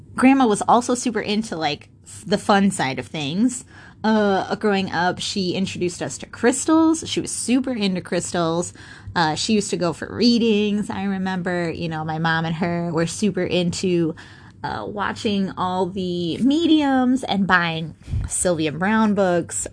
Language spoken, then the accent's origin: English; Minnesota, United States; I was born and raised in Minnesota